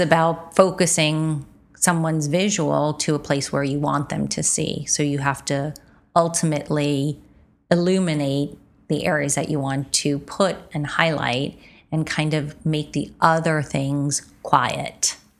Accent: United States; as an American

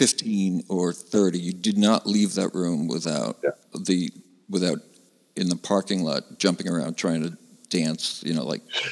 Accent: Valley Stream, New York, United States; I'm from Valley Stream, Long Island, which is the first town in Nassau County past Queens.

